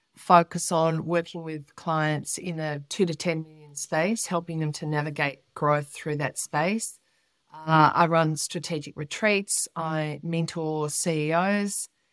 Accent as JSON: {"language": "English", "town": "Melbourne", "region": "Victoria", "country": "Australia", "tie": "born or raised there", "said": "I was born in Melbourne"}